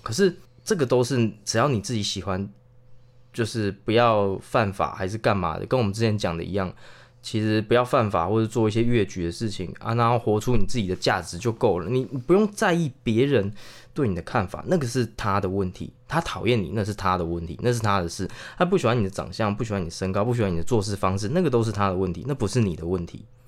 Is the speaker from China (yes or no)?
no; Chiayi, Taiwan; 嘉义还是可以，因为嘉义怎么说，还是算都市的啊